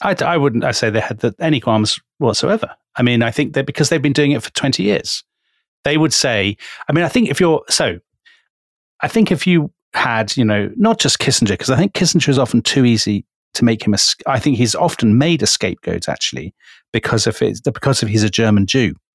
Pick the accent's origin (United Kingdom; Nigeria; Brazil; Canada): United Kingdom; we're British